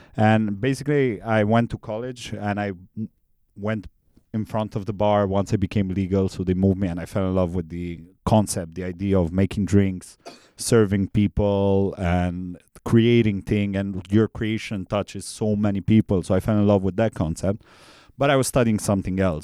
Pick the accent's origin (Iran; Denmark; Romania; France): Romania; Transylvania; now in Bangkok, Thailand; I'm from Transylvania, Romania